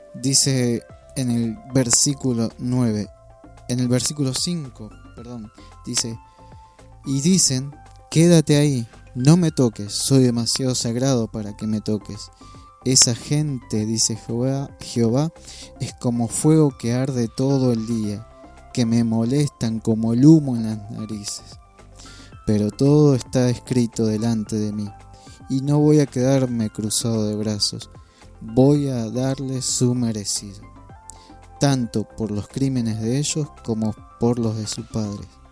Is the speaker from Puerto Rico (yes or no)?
no; Argentina; Soy parte de esta tierra que el Señor me, me dio la bendición de nacer en este lugar